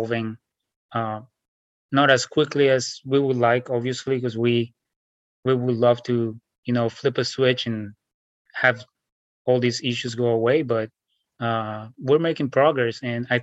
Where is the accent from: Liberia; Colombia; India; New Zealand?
Colombia; Bogotá; moved away as an adult; also born or lived in New York City, United States; now in Washington State, United States; I was born in Bogota, Colombia, 1979. So I grew up there